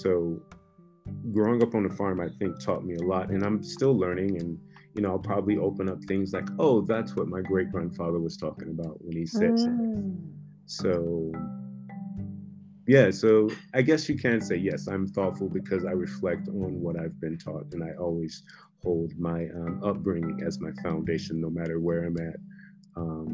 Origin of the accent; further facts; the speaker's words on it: the South, United States; also born or lived in Switzerland; growing up in the South